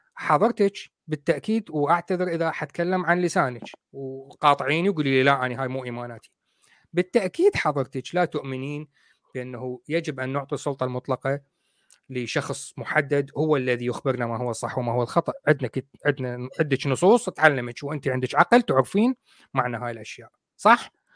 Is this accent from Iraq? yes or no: yes; Iraq; also born or lived in Coventry, United Kingdom; now in United Kingdom; انا رجل بريطاني انا اصلي عراقي